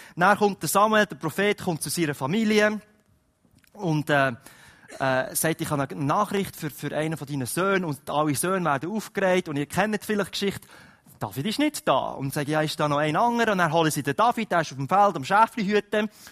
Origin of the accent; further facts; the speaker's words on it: Switzerland; wir als Schweizer